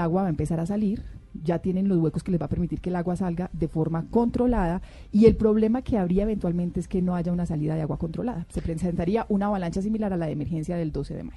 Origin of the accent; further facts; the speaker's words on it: Antioquia, Colombia; yo soy antioqueña